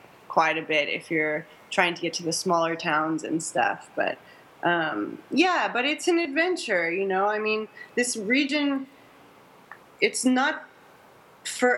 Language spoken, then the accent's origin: English; Orange County, California, United States; I grew up in Orange County